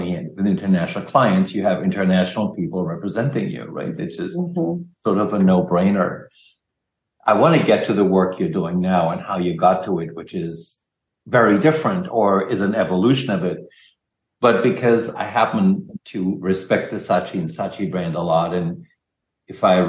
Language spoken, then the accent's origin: English; Germany; moved away; I'm not American, because I'm German, even though I'm a very Americanized German